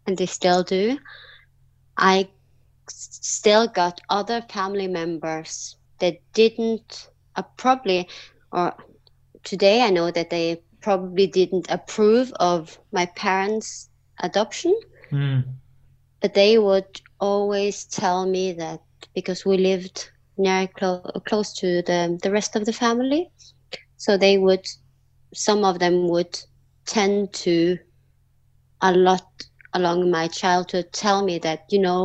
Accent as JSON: {"language": "English", "country": "Norway", "tie": "born or raised there", "also_born_or_lived": "South Korea", "said": "I came to Norway when I was 5 months old. I was adopted from Korea."}